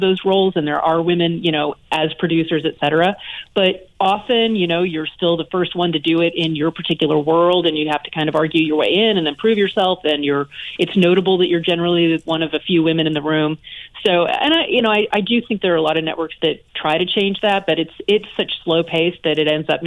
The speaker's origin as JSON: {"language": "English", "region": "the South", "country": "United States", "tie": "born or raised there", "also_born_or_lived": "New York City", "moved": "yes", "said": "I was raised in the South"}